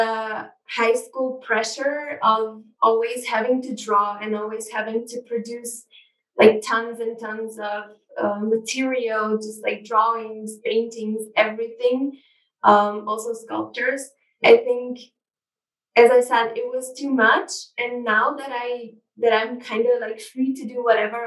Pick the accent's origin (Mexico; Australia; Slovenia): Slovenia; Ljubljana; I'm from Ljubljana. That's the capital of Slovenia. I pretty much grew up in the city.